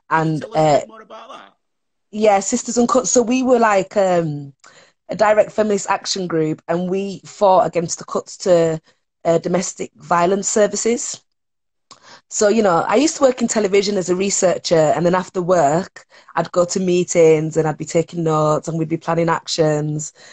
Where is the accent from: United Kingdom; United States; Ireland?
United Kingdom; Leeds, Yorkshire and the Humber; Look, I grew up in Leeds You know what I mean?